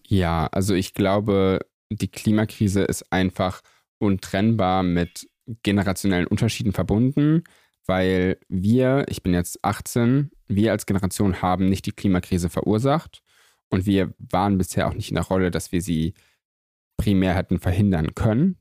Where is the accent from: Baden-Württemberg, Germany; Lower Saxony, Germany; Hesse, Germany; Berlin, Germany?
Lower Saxony, Germany; Göttingen; ich bin aufgewachsen in Göttingen, das ist so eine ganz klassische kleine Universitätsstadt